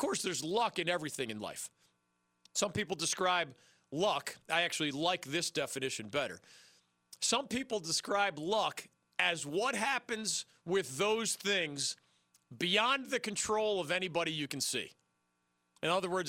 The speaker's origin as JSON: {"language": "English", "town": "Philadelphia", "region": "Pennsylvania", "country": "United States", "tie": "born or raised there", "said": "my hometown team"}